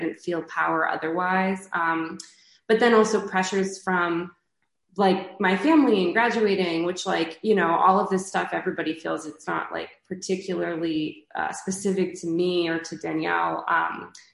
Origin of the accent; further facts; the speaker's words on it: Canada; moved away as an adult; also born or lived in New York; I'm from Canada